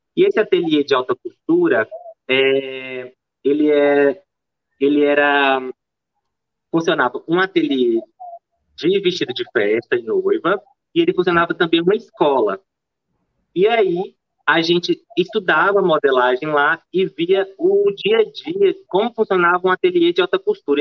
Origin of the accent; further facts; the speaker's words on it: interior of Bahia, Brazil; moved away as an adult; also born or lived in Salvador / Belo Horizonte; eu, nasci em Salvador, mas eu fui criada no interior da Bahia